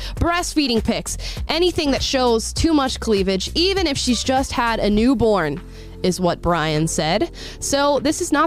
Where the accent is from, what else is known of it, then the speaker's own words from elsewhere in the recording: Florida, United States; born and raised in Florida in a very conservative rural area